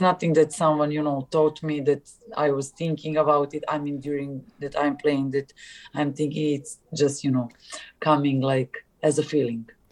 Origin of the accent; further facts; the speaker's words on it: Serbia; English is a second language; moved away as an adult; also born or lived in Istanbul, Turkey; in Serbia